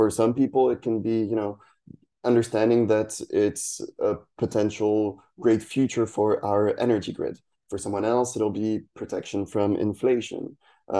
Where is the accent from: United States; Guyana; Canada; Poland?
Poland; English is a second language; also born or lived in France; So I'm French and Spanish, half half. But I grew up in Poland. I've lived between France and Poland kind of on and off, but mostly Poland